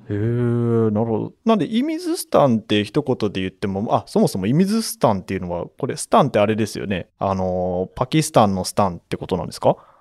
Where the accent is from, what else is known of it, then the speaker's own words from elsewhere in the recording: Toyama, Japan; now in Osaka, Japan; 富山県出身